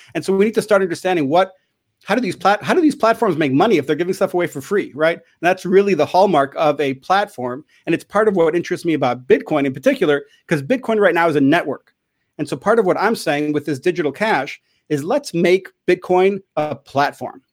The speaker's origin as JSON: {"language": "English", "town": "Chicago", "region": "Illinois", "country": "United States", "tie": "born or raised there", "said": "I grew up in Chicago"}